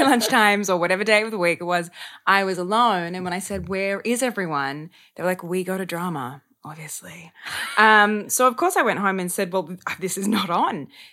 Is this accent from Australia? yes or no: yes; Sydney, New South Wales, Australia; moved away as an adult; also born or lived in Melbourne; I'm from Sydney